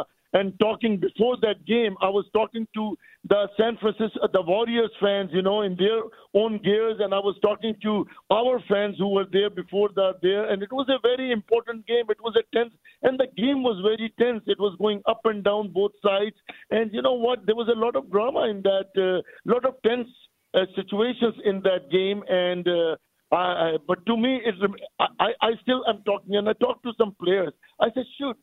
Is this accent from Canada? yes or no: yes; Canada; we are Canadians